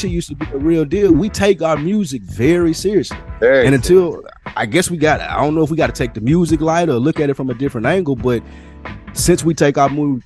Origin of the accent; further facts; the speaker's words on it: Nashville, Tennessee, United States; I'm from Nashville